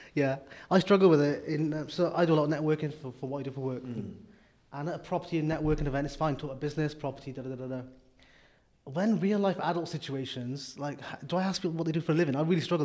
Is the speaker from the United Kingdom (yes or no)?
yes; Wales, United Kingdom; I'm from Wales.